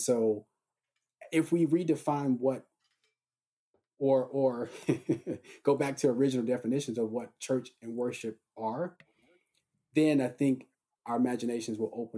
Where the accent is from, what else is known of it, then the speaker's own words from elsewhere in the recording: Charlotte, North Carolina, United States; I'm from Charlotte, North Carolina